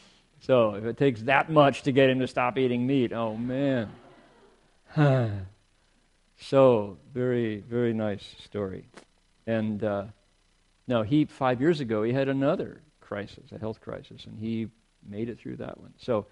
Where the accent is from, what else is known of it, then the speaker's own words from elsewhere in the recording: Norway; English is a second language; growing up in Norway, where our diet consists of a lot of fish and meat, and where the potato is our best friend.